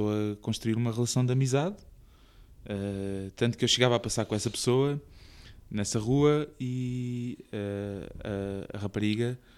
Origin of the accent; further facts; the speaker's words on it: Portugal; Um, no Carnaval, perto da minha, da minha, da minha zona, onde eu cresci, hum. havia, era mesmo nos limites da, da, da, cidade, então havia a Estrada Nacional uh, para o Alentejo.